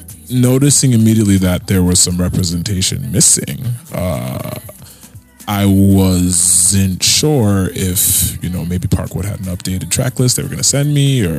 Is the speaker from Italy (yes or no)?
no; Nigeria; As a Nigerian